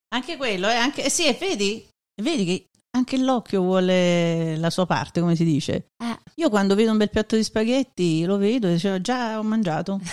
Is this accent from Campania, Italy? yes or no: yes; Naples, Campania, Italy; now in United States; sono proprio di Napoli